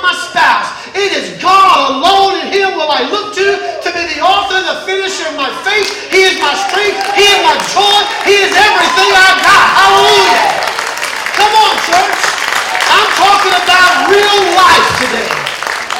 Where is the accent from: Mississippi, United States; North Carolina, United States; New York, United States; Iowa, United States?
Mississippi, United States; I grew up in Mississippi